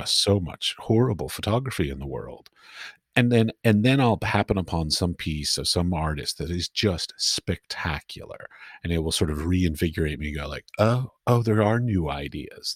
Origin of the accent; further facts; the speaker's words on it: Washington, District of Columbia, United States; moved away as an adult; now in Europe; I grew up in Washington, D C, so I would go to art galleries in Washington, D C